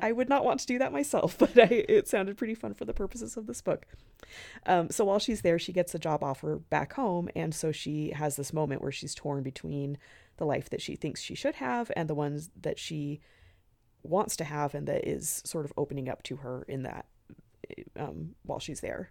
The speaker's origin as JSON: {"language": "English", "region": "the West", "country": "United States", "moved": "yes", "said": "I'm from the West. So, where I'm from, we called it the Tower of Babel"}